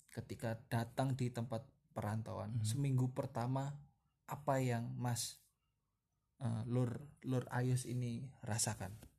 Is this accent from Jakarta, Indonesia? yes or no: no; East Java, Indonesia; moved away as an adult; Kalau saya aslinya kan Jawa Timur